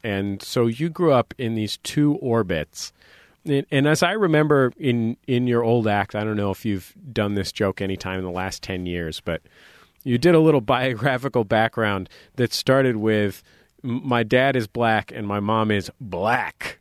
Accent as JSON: {"language": "English", "town": "San Francisco", "region": "California", "country": "United States", "tie": "born or raised there", "moved": "yes", "said": "I grew up in the Mission in San Francisco"}